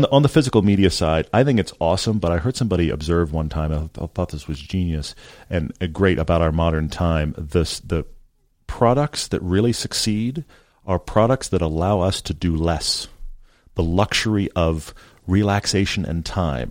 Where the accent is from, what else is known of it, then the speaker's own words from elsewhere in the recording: Texas, United States; I grew up in Texas